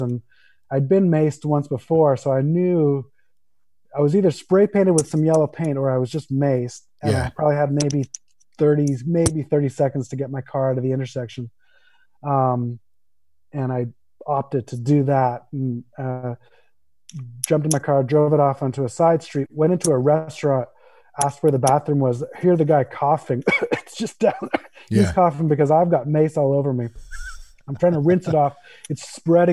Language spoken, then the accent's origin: English; Vancouver, British Columbia, Canada; moved away as an adult; now in Los Angeles, United States; I grew up in Vancouver, Canada